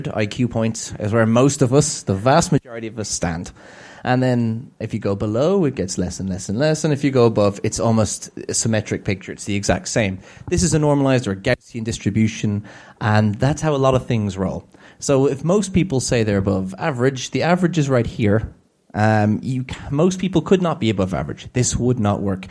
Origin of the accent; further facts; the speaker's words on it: Ireland; I'm Irish and we tend to speak at that kind of rate